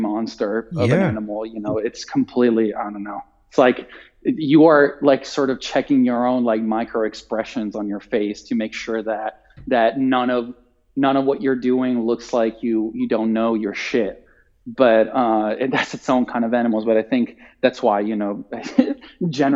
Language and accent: English; Italy; English is a second language; moved away; I'm Italian and like, you know, my accent is generally pretty good